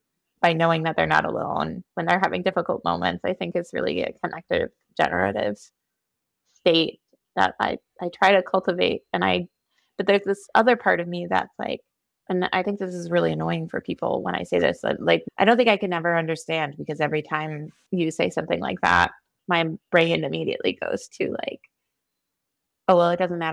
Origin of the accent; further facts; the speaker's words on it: Eden Prairie, Minnesota, United States; being raised Minnesotan or being raised female